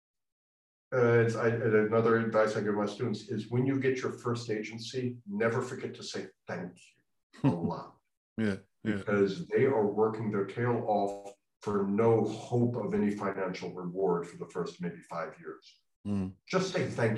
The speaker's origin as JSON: {"language": "English", "country": "United States", "said": "as an American"}